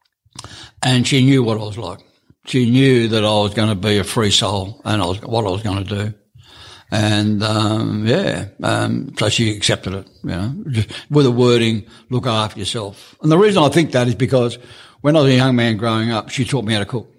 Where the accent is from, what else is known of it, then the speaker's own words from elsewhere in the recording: Melbourne, Victoria, Australia; moved away as an adult; also born or lived in Moorabbin; now in Coober Pedy, Australia; I grew up in Melbourne, but I was never happy there